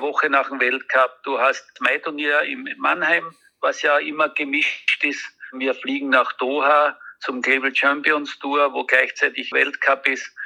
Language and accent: German; Austria; ich als Österreicher